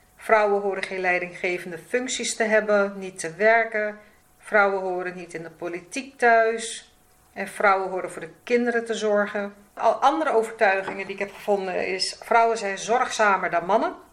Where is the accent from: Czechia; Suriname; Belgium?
Suriname; now in Netherlands; ik, kom zelf uit Suriname. Ik ben in Suriname geboren